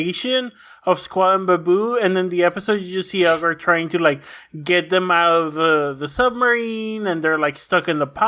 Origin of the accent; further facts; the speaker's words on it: Mexico; moved away; someone who played, like, 100, probably around more than that, games of soccer growing up in Mexico